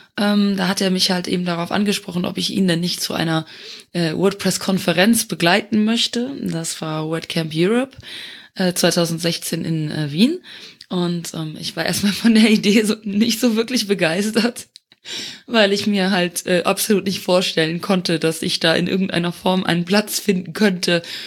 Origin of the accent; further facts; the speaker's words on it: Luxembourg; moved away as an adult; also born or lived in Eifel, Germany; now in Germany; ich komme ursprünglich aus Luxemburg, äh, dem kleinen Nachbarländchen, und äh, lebe seit nunmehr dreieinhalb Jahren in Deutschland